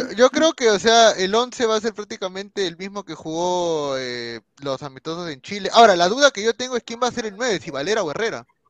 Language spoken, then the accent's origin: Spanish; Peru; me priorizo primero como peruano